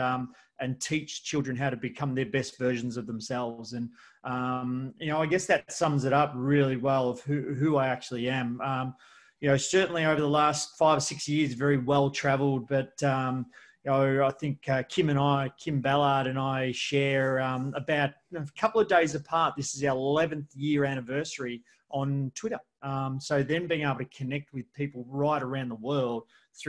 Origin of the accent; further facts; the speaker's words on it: Geelong, Victoria, Australia; I'm from Australia, I'm from Geelong